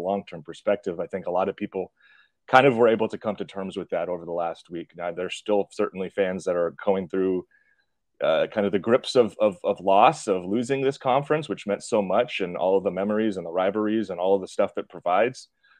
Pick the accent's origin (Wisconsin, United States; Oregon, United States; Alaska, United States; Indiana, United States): Oregon, United States; also born or lived in Washington; living out in the West Coast, growing up in Oregon, going to school in Washington.